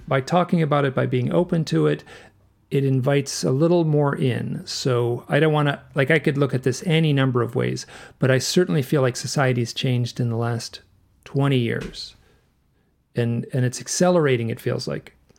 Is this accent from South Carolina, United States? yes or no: no; Michigan, United States; I grew up in Michigan